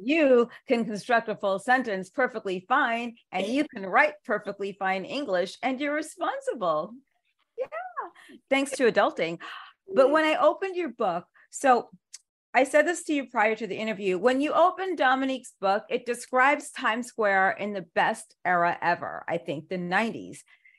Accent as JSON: {"language": "English", "town": "New York City", "region": "New York", "country": "United States", "tie": "born or raised there", "said": "I grew up in New York City"}